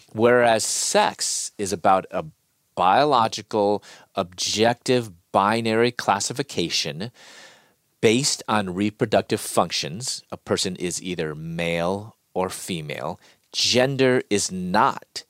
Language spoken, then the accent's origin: English; Chicago, Illinois, United States; moved away as an adult; also born or lived in Louisville; I'm from Chicago, and living in Louisville at that time